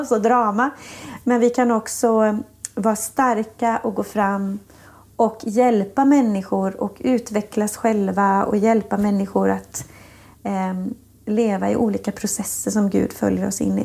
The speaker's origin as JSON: {"language": "Swedish", "town": "Falköping", "region": "Västra Götaland", "country": "Sweden", "tie": "born or raised there", "said": "I lilla Falköping växte jag upp i en kyrka där"}